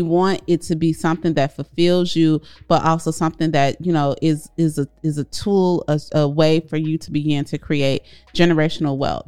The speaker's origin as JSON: {"language": "English", "town": "Chicago", "region": "Illinois", "country": "United States", "tie": "born or raised there", "said": "Corey and I grew up in Chicago, South Side"}